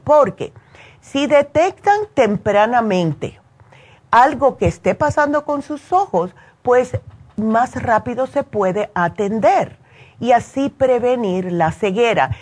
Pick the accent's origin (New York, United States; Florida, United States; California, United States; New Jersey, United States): New Jersey, United States; moved away; yo me crié en New Jersey